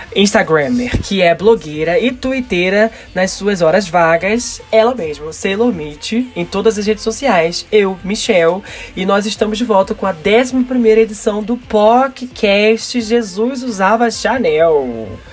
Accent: Rio de Janeiro, Brazil; aqui no Rio de Janeiro, pelo menos na parte onde eu cresci, da periferia do Rio de Janeiro

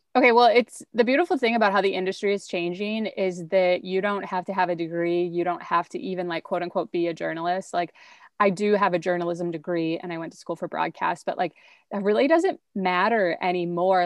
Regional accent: rural central Wisconsin, United States; also born or lived in Milwaukee, Wisconsin; I was born and raised in a really small town in rural central Wisconsin

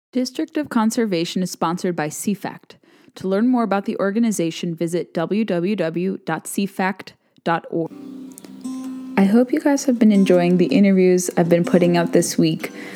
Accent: South Orange County, California, United States; now in Virginia, United States; We're both from South Orange County

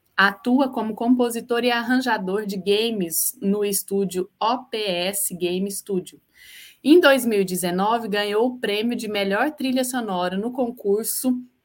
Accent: Uberlândia, Minas Gerais, Brazil; now in Niterói, Brazil; sou de Uberlândia, mas agora eu estou em Niterói, Rio de Janeiro

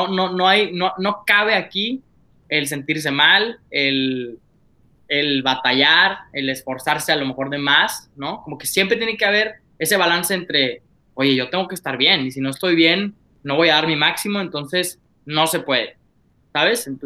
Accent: Monclova, Coahuila, Mexico; Yo soy de Moncloa, Coahuila, Monclovita la Bella, un pueblo perdido, pero sucursal del infierno.

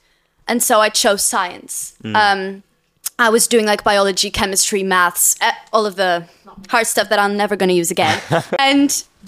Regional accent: Lisbon, Portugal; English is a second language; moved away as an adult; now in London, United Kingdom; I'm just a basic girl from Lisbon.

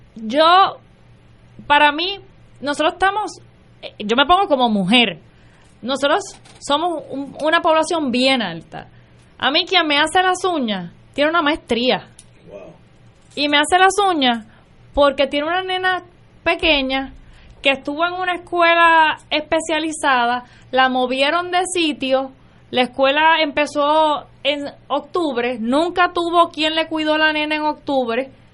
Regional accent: Camuy, Puerto Rico; yo soy una camullana, nacida y criada en Camuy, Puerto Rico

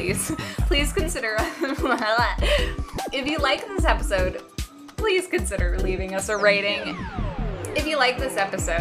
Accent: St. Louis, Missouri, United States; moved away; I went home to St. Louis, which is my hometown where I am from.

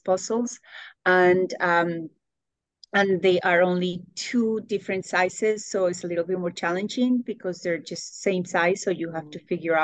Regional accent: Bogotá, Colombia; English is a second language; now in Indianapolis, United States; I grew up in Bogota, Colombia

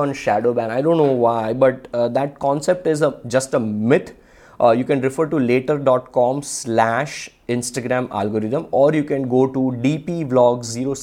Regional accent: Ahmedabad, Gujarat, India; I am from Ahmedabad and I come from a very low class family.

